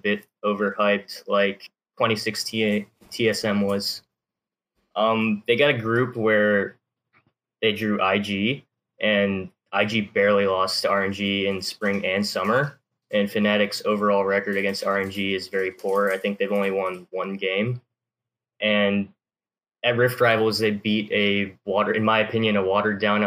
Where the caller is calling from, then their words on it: Alabama, United States; I'm calling from Alabama